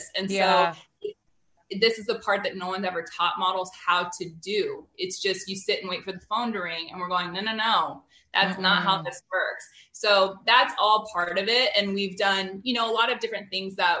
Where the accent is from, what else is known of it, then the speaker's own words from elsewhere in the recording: Wyoming, United States; moved away; also born or lived in Washington State; I grew up in Wyoming